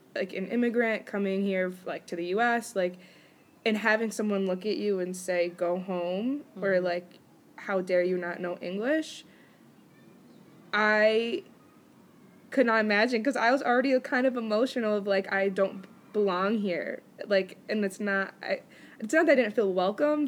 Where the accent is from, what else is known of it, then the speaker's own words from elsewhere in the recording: United States; I'm American